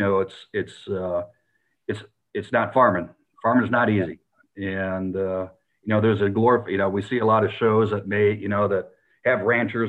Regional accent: South Dakota, United States; now in Texas, United States; where I grew up in South Dakota or the Northern Plains

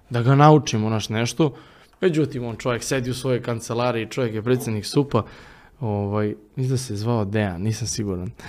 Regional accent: Vršac, Vojvodina, Serbia; Ja stačno sećam kako smo mi otišli u jedan kafić u Vršcu, odakle sam ja

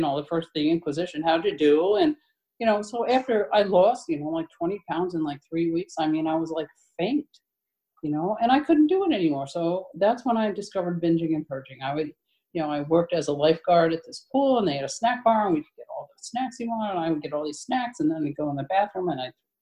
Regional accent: New Jersey, United States; now in Portland, United States; I'm from Portland, Maine. I live in Portland now. I've been there a while, 20 years, and I'm originally from New Jersey.

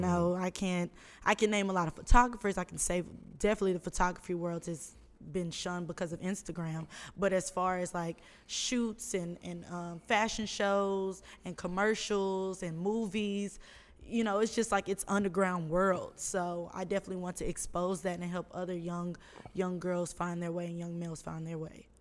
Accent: Houston, Texas, United States; I'm from Houston, Texas.

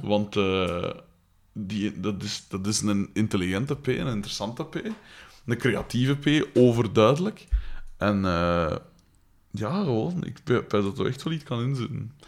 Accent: Liedekerke, Flanders, Belgium; ik ben van Likkerk, dat ligt vijf kilometer van hier.

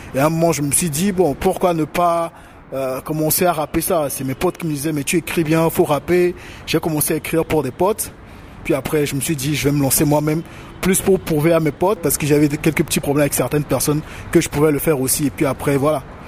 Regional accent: Togo; moved away as an adult; also born or lived in Cotonou, Benin; j'ai quitté le Togo pour le Bénin pour avoir de meilleures conditions d'études

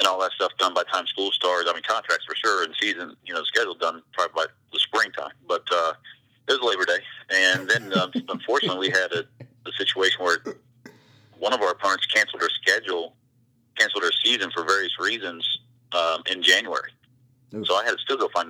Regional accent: Eaton, Ohio, United States; moved away as an adult; now in Northern Kentucky, United States; I grew up from about 1.5 hours from here as well, up in a small town, Eaton, Ohio

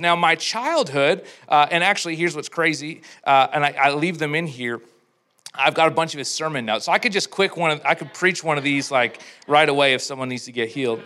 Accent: Edmonton, Alberta, Canada; I'm from Edmonton

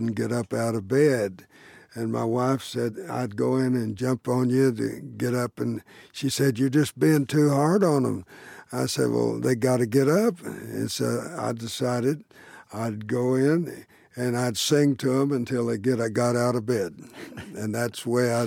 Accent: Chickasha, Oklahoma, United States; I was born in the house that I finished college

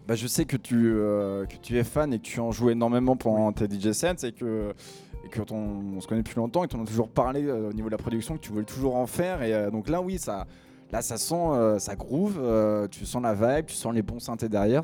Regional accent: Picardy, Hauts-de-France, France; je viens de Picardie, donc mon anglais est un petit peu mauvais

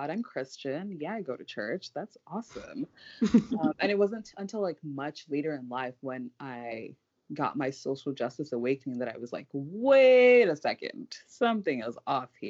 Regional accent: Nigeria; now in Washington, D.C., United States; I live in DC currently, and I'm from Nigeria.

